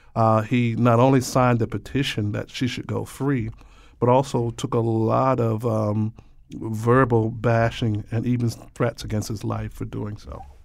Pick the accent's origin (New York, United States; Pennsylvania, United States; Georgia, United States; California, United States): Georgia, United States; now in Hartford, United States; I grew up in Georgia